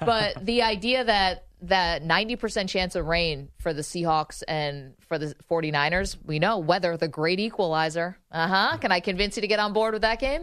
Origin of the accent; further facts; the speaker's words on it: upstate New York, United States; moved away as an adult; also born or lived in Washington, D.C.; I'm from upstate New York